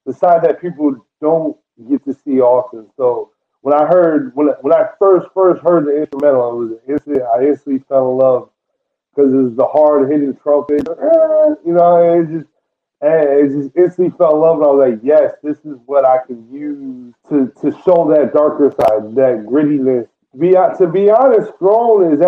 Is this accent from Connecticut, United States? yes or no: yes; Norwich, Connecticut, United States; I come from Norwich, Connecticut